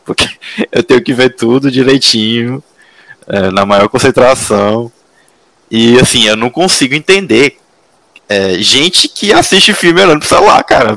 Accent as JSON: {"language": "Portuguese", "town": "Teresina", "region": "Piauí", "country": "Brazil", "moved": "yes", "lives_now": "São José dos Campos, Brazil", "said": "eu sou de Teresina, moro em São José"}